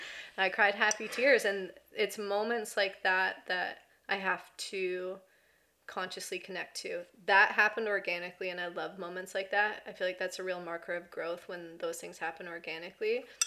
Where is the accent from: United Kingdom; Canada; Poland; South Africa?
Canada; Ontario; moved away as an adult; now in British Columbia, Canada; I'm from Ontario and wanted to live in BC my whole life and finally moved here in 2021.